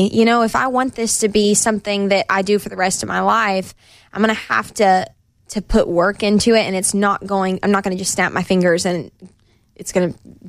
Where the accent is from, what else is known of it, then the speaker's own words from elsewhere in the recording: Knoxville, Tennessee, United States; Knoxville, my hometown